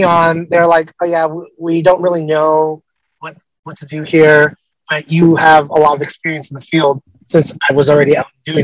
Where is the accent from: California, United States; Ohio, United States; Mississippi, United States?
California, United States; Los Angeles; I'm from Los Angeles